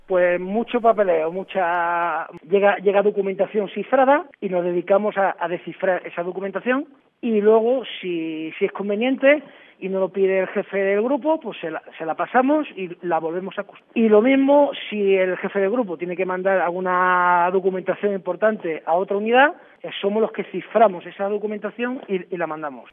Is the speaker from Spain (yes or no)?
yes; Bormujos, Andalusia, Spain; Soy de, un pueblo de Sevilla, que es Bormujo, y bueno, y que yo sepa, soy de ahí, pero mi familia, mis abuelos, mis bisabuelos, todo, toda mi familia es de allí.